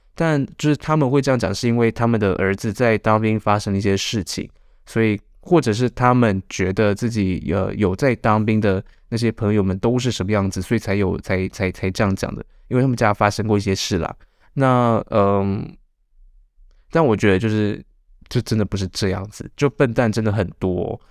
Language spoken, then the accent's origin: Chinese; Changhua County, Taiwan; 我这个彰化人也留在马祖了